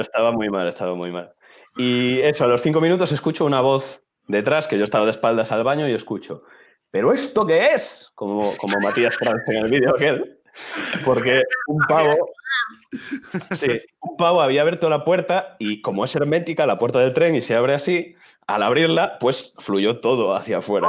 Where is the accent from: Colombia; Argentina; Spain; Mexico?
Spain; Chantada, Galicia; moved away as an adult; now in Santiago de Compostela, Spain; Soy de Galicia, soy de un ah, pueblo que se llama Chantada, sí, y estoy estudiando en Santiago